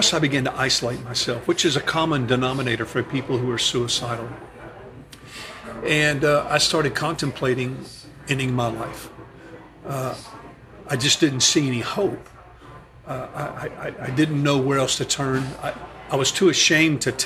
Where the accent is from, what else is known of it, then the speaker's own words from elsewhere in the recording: the South, United States; growing up in the States in the South